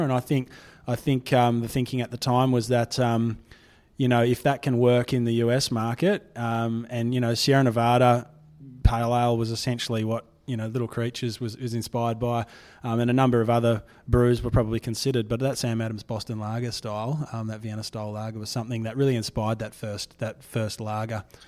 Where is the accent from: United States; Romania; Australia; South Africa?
Australia; Fremantle, Western Australia; I'm born and bred in Fremantle. Um, it's, it's my hometown